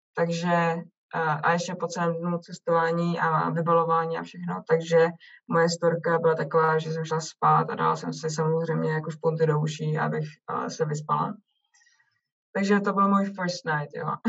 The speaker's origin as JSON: {"language": "Czech", "country": "Czechia", "moved": "as an adult", "lives_now": "Canada"}